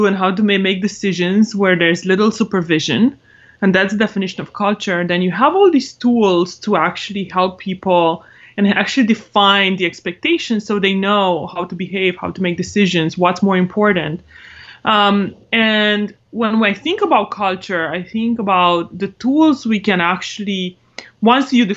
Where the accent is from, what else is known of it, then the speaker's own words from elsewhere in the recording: Romania; English is a second language; moved away as an adult; now in United States; I'm originally from Romania. Came to the States for college on a scholarship.